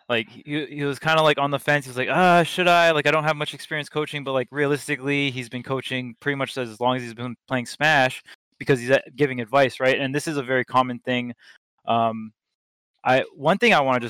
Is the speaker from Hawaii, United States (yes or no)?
yes; Hawaii, United States; I grew up in Hawaii, so our scene was very, very small